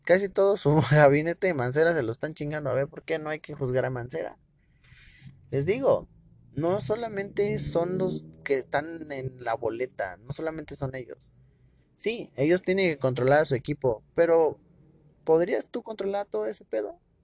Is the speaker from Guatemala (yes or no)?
no; Mexico; como ciudadano mexicano